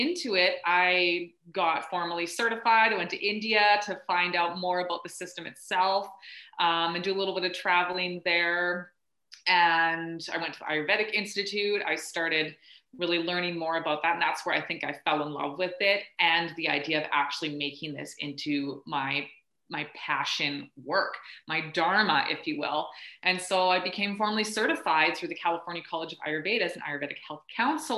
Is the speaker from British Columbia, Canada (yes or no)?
yes; Northwestern British Columbia, Canada; I grew up in Northwestern BC